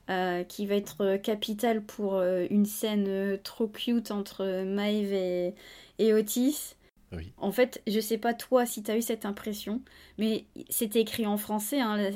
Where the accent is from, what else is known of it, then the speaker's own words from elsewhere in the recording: France; Alors quand on est français, on n'y croit pas une seule seconde